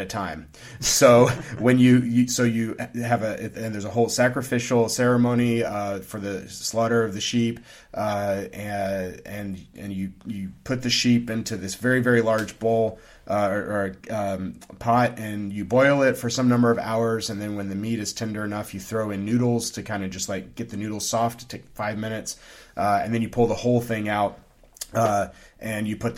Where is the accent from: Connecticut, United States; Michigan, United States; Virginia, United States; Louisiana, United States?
Louisiana, United States; moved away; also born or lived in Kyrgyzstan; Growing up in Louisiana